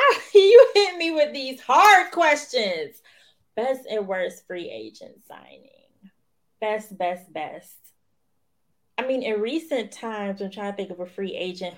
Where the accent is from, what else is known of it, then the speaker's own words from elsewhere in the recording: Florida, United States; now in Washington, D.C., United States; you know I'm from Florida, right?